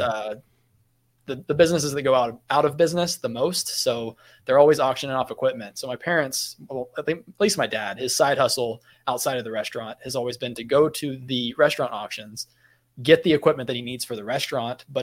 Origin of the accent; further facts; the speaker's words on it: Kansas, United States; now in Florida, United States; because garage sales are big in the area that I come from. I'm from Kansas